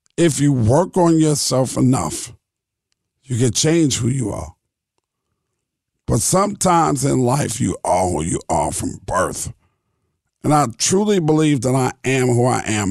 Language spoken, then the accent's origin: English; New York City, New York, United States; also born or lived in Brooklyn, New York; I grew up in Queens, New York. I was born in Brooklyn, in Cumberland Hospital. I lived in Brooklyn till I was six, and then we moved to Queens.